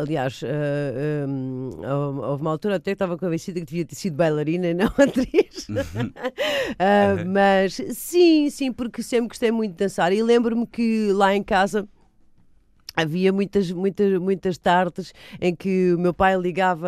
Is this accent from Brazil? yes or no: no; Almada, Setúbal, Portugal; also born or lived in Lisbon / Madeira; Apesar de ter vivido em Almada uh, hum. a minha adolescência toda